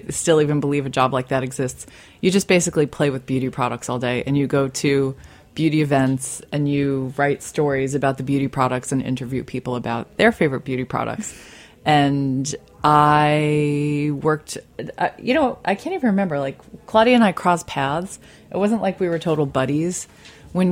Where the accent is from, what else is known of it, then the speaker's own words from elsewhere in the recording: New York City, New York, United States; I was born in Staten Island, New York, so I'm a native New Yorker. I've always lived here.